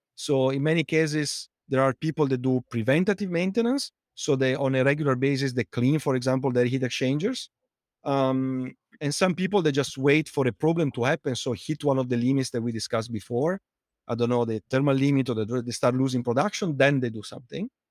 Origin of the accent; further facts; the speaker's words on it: Italy; accent: Italian; English is a second language; moved away as an adult; also born or lived in United Kingdom / United States; now in London, United Kingdom; as you can tell from my accent, uh, I'm Italian, but, uh, although I lived in, uh, outside Italy for more than fifteen years between the U K and, uh, and the U S, I, I, I, I can't get rid of the accent